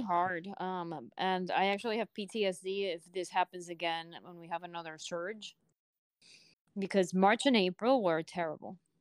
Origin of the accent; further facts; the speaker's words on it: Puerto Rico; I'm from Puerto Rico